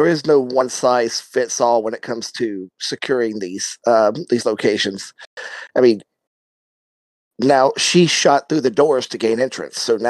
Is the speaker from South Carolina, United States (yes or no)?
yes; South Carolina, United States; I grew up in South Carolina